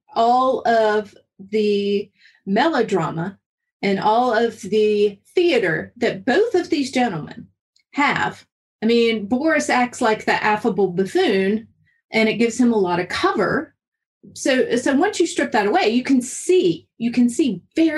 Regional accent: North Carolina, United States; growing up in North Carolina.

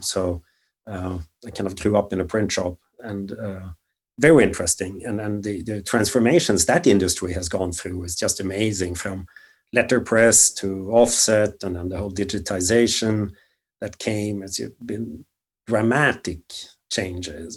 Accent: just outside of Stockholm, Stockholm County, Sweden; moved away as an adult; also born or lived in Germany; now in San Francisco, United States; grew up just outside of Stockholm

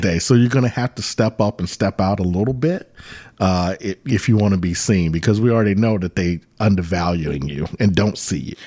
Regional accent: Virginia Beach, Virginia, United States; I grew up in Virginia Beach, and when we moved to Virginia Beach when I was in, uh, fifth grade

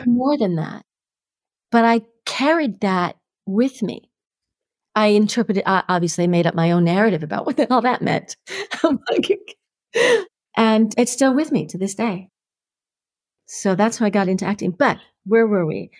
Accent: New York City, New York, United States; So, I grew up in Harlem, right? So, I grew up in the projects in Harlem.

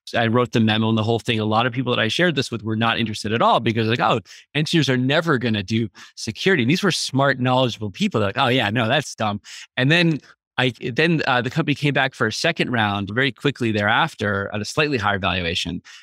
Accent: Boston, Massachusetts, United States; I'm originally from Boston

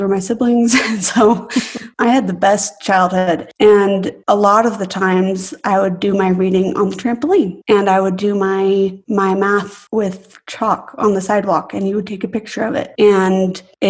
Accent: Idaho, United States; Growing up in Idaho

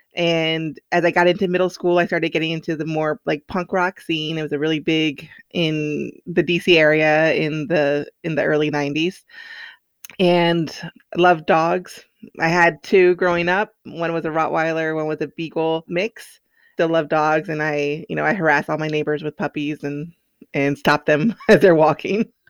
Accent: Silver Spring, Maryland, United States; I grew up outside of Washington, D C, in Silver Spring, Maryland.

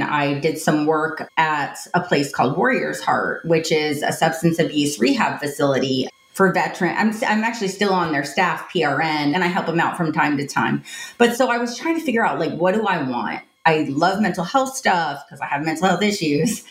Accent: Tampa, Florida, United States; I grew up in Tampa, Florida

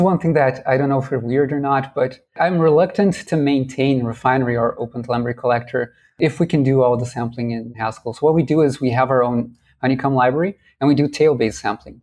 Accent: Brazil; And I'm from Brazil. I'm in São Paulo right now

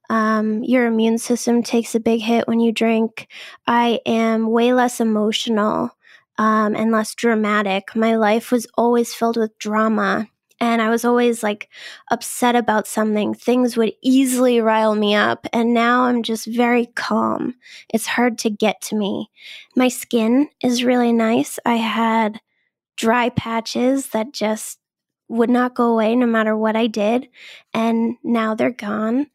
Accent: Boston, Massachusetts, United States; I'm from the Boston area. I've always lived here.

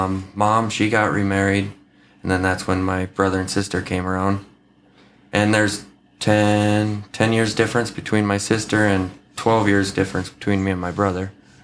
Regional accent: Gibbon, Minnesota, United States; also born or lived in New Ulm, Minnesota / Princeton, Minnesota; I grew up in down in Gibbon, Minnesota, on a family farm out there. I went to GFW.

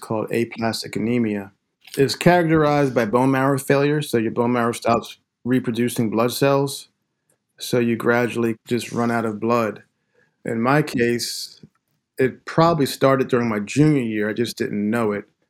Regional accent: Glen Mills, Pennsylvania, United States; also born or lived in Philadelphia; I grew up in Pennsylvania, Southeastern Pennsylvania, born in Philadelphia. And then right before I turned three, my family moved out to a small town in the western suburbs called Glen Mills

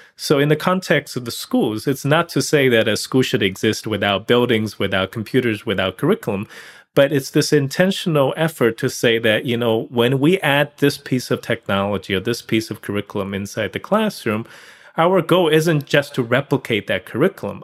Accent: China; moved away as an adult; also born or lived in Pittsburgh, Pennsylvania; I grew up in China

